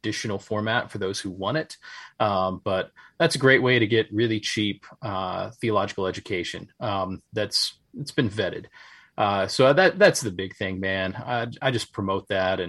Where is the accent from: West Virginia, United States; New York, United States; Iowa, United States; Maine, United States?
West Virginia, United States; Charleston; my hometown of Charleston, West Virginia